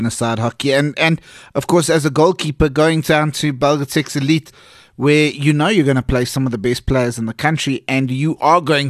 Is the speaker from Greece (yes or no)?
no; South Africa; I'm South African.